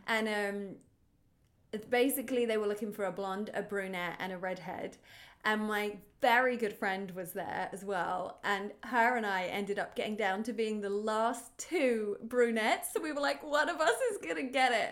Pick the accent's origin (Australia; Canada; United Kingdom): United Kingdom; now in Los Angeles, United States; I'm a British T V host, actor, and comedian living in L